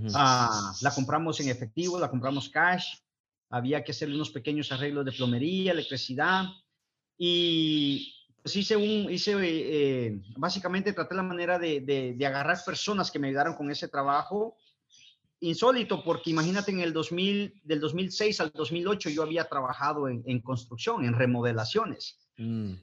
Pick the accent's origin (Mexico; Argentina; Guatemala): Guatemala; moved away; soy originario del bello país de Guatemala, Centroamérica